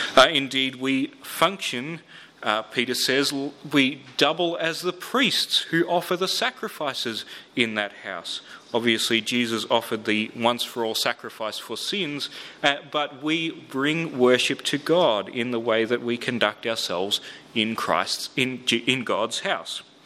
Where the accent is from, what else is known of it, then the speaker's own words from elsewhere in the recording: Melbourne, Victoria, Australia; I grew up in Melbourne.